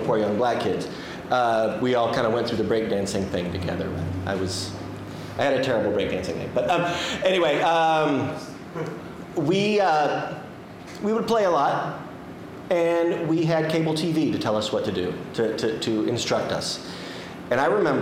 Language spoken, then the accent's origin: English; Kansas City, United States; now in Chicago, United States; I'm from a much smaller city called Kansas City, and not even the big part of Kansas City